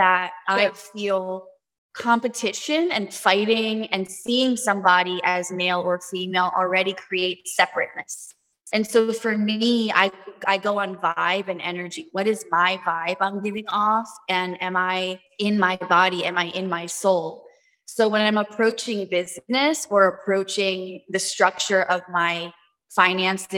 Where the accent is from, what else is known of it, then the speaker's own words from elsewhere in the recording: New York City, New York, United States; moved away; I went back to my roots from the Bronx, born in New York